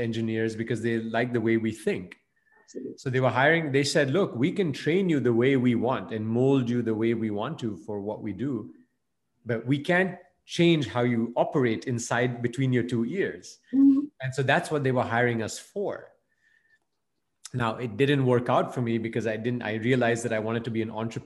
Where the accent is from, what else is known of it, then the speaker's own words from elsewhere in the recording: Belgium; moved away as an adult; also born or lived in India; I was, you know, of Indian origin, but I grew up and I was born and raised in Belgium